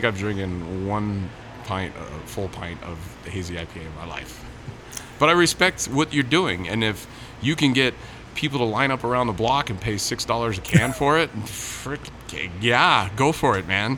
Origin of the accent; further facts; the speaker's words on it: San Diego, California, United States; I'm from San Diego